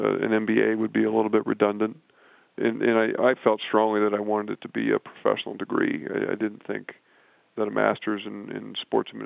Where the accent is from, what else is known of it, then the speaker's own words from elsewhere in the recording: West Lafayette, Indiana, United States; moved away as an adult; also born or lived in Champaign, Illinois; I grew up in West Lafayette, Indiana, not far from Purdue University